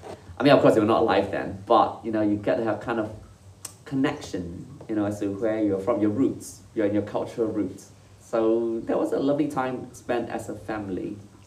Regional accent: Singapore; moved away as an adult; now in Switzerland; No, I'm from Singapore.

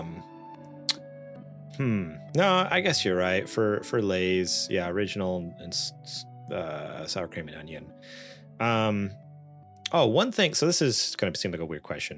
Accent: New York, United States; now in California, United States; I grew up in New York

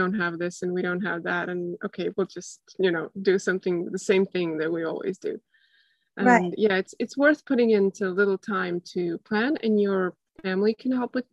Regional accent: Estonia; I'm from Estonia, which is a small country in Northeast Europe.

